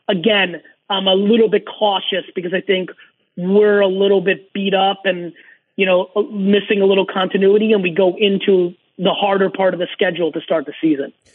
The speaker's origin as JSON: {"language": "English", "town": "Edison", "region": "New Jersey", "country": "United States", "tie": "born or raised there", "also_born_or_lived": "Soviet Union / Queens, New York / Dover, New Jersey", "second_language": "English", "said": "when I moved to Edison, New Jersey in August of 1982, I was just kind of learning the language. I'd lived in America for a little bit in Queens and then Dover, New Jersey"}